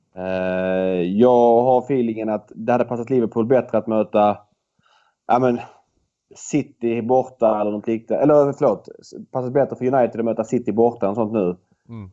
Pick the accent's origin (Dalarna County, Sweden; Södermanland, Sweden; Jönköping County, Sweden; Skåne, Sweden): Skåne, Sweden; Malmö; jag är född i Malmö